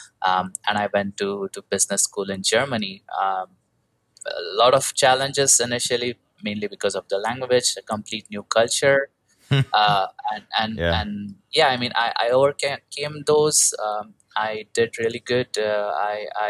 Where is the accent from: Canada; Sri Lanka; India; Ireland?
India; moved away; I'm originally from India. I was having a typical IT job like most Indian people do.